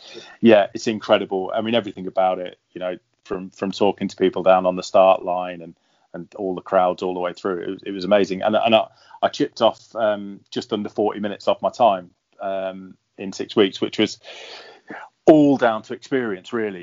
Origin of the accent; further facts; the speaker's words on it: London, United Kingdom; my hometown